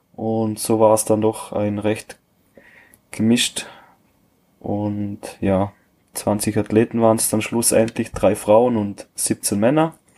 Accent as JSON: {"language": "German", "region": "Vorarlberg", "country": "Austria", "said": "bei uns in Österreich"}